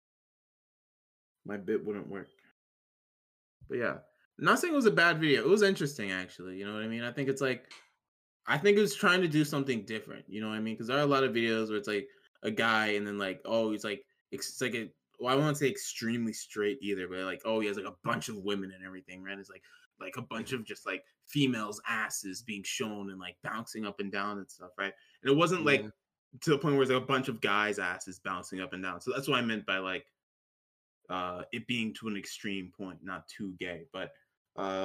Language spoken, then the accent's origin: English; Tennessee, United States; I'm Tennessee. I'm a Tennessee